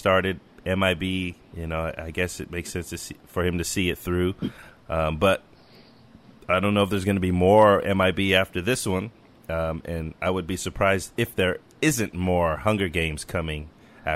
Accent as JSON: {"language": "English", "region": "California", "country": "United States", "said": "I'm a Californian"}